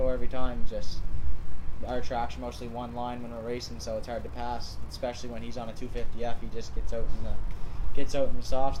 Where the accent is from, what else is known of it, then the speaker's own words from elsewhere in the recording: Halifax, Nova Scotia, Canada; I just turned 20 July 17th, and I'm from Halifax.